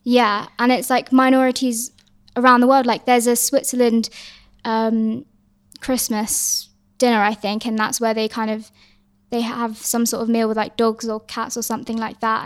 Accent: Hong Kong; I'm, I'm from Hong Kong

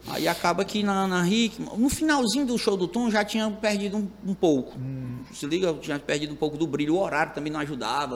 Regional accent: Itarema, Ceará, Brazil; sou do interior, sou do Itarema, que eu era matuto, que eu vim do interior

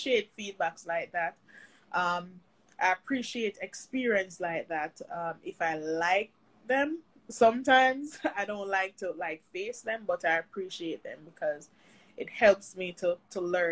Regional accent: Mandeville, Manchester Parish, Jamaica; now in St. Catherine, Jamaica; I'm from Mandeville

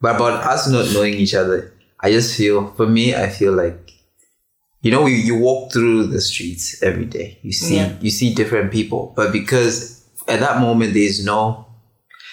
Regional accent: Botswana; I grew up in Botswana as well.

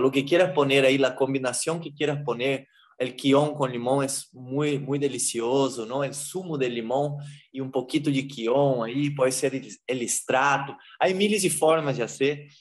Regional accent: Brazil; moved away as an adult; now in Peru; eu sou brasileiro

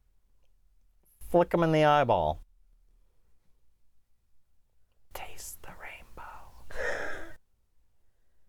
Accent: United States; We're American

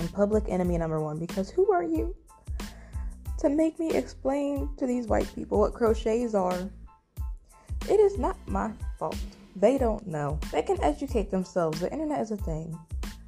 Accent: West Virginia, United States; moved away; I was from West Virginia, so I've been going to PWIs all my life

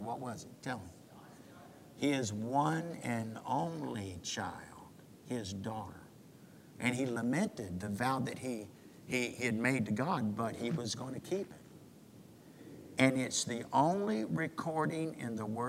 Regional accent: United States; American Christians

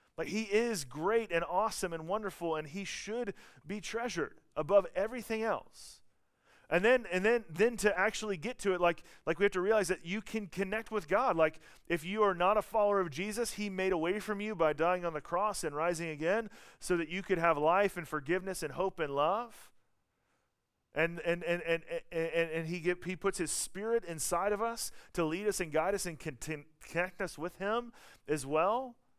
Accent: the South, United States; accent: Southern; I'm from the South

